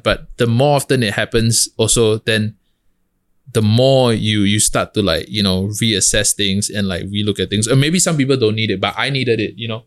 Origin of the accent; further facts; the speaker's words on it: Singapore; moved away as an adult; now in New York, United States; I'm a kid from Hougang